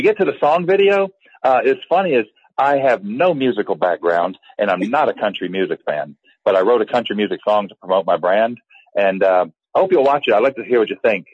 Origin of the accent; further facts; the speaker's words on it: the South, United States; as a lifetime Southerner